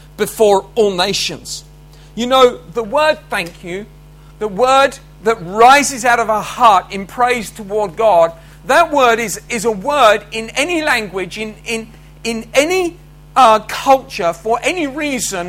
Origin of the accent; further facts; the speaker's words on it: United Kingdom; as British, we're pretty rubbish at language